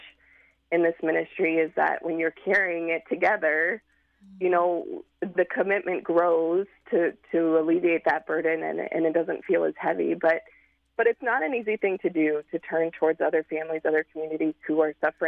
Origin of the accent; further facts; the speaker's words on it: Nebraska, United States; moved away as an adult; now in Chicago, United States; I'm from Nebraska